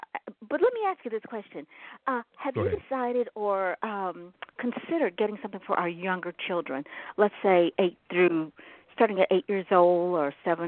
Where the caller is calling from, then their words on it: Chicago, Illinois, United States; I'm calling from Chicago, Illinois.